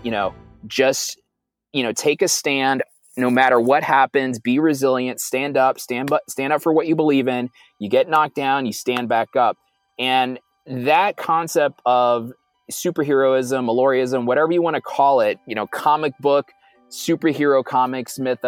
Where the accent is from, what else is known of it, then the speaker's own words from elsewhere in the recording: New York City, New York, United States; moved away as an adult; now in Silicon Valley, United States; I'm a Puerto Rican kid from Brooklyn. I grew up in Brooklyn